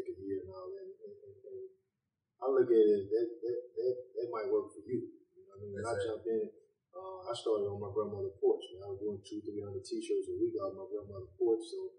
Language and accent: English; Washington, Michigan, United States; Growing up, I'm from Washington, Michigan